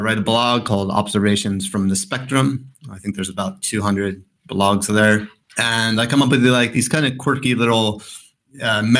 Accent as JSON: {"language": "English", "region": "New York", "country": "United States", "tie": "born or raised there", "also_born_or_lived": "California", "lives_now": "Colorado, United States", "said": "I'm from New York slash Colorado, depending on what mood. Um, because I was born in California, raised in New York, and spent 10 years in Colorado not really sure which one to identify."}